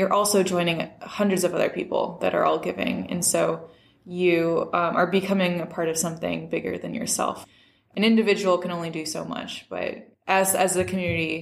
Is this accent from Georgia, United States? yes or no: no; St. Louis, Missouri, United States; moved away as an adult; also born or lived in San Francisco; I'm originally from St. Louis. I came back here